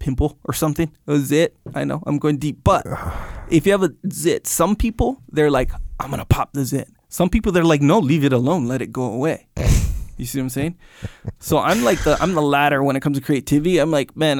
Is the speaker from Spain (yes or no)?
no; Canada; I was born in Canada, too